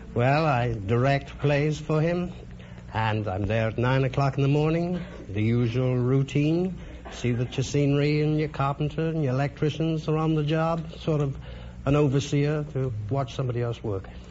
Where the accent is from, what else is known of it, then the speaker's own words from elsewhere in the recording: London, United Kingdom; moved away as an adult; now in United States; Camberwell Green, London.